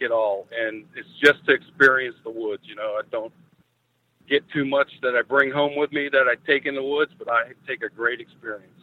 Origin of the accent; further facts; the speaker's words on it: Ocala, Florida, United States; also born or lived in Salt Springs, Florida; we're from Ocala. We're from Marion County